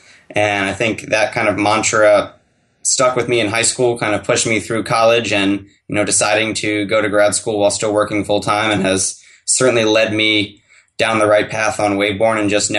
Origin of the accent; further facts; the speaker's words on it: Annapolis, Maryland, United States; I grew up here in Annapolis, Maryland